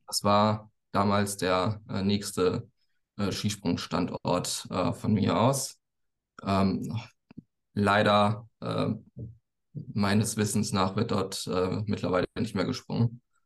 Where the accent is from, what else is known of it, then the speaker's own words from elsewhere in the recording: near Frankfurt, Hesse, Germany; ich komme aus, aus der Nähe von Frankfurt